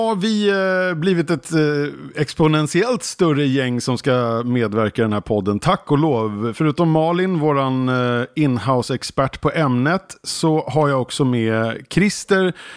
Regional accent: Skälby, Stockholm County, Sweden; i Skälby. Där jag är uppvuxen utanför eh, norrort i Stockholm här

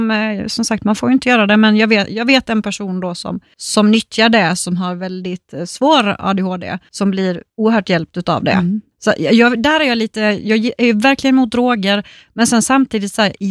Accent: Småland, Sweden; dyrt tänker jag, är, som smålänning.

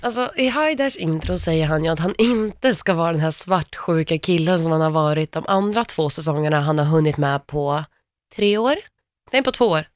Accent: Värmland, Sweden; samma ställe som jag kommer ifrån, Värmland.

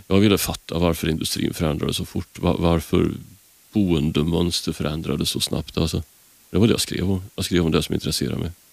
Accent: Karlstad, Värmland, Sweden; moved away; jag kommer från Karlstad från början

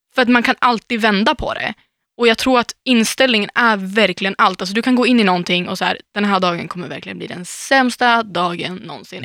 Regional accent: Umeå, Västerbotten County, Sweden; now in Stockholm, Sweden; åka hem, nu och gå på stan i Umeå

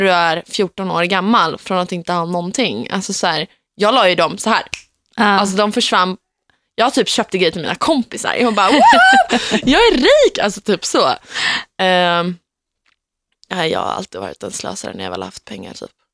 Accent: Gnesta, Södermanland, Sweden; Gnesta där jag kommer ifrån

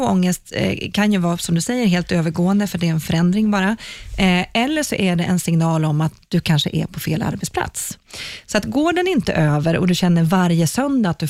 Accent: Sweden; Vi är ju svenskar.

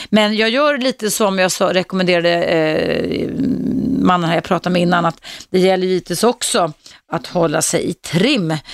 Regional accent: Serbia; moved away as an adult; now in Sweden; Ja, jag kommer från Serbien.

